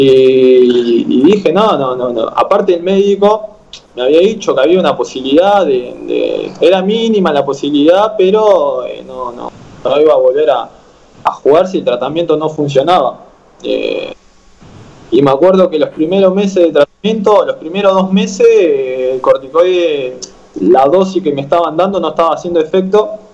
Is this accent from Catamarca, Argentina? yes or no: no; General Madariaga, Buenos Aires Province, Argentina; now in La Plata, Argentina; irme para, para mi pueblo